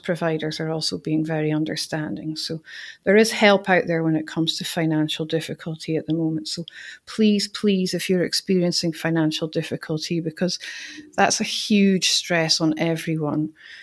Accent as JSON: {"language": "English", "town": "Aberdeen", "region": "Scotland", "country": "United Kingdom", "tie": "born or raised there", "said": "My hometown of Aberdeen"}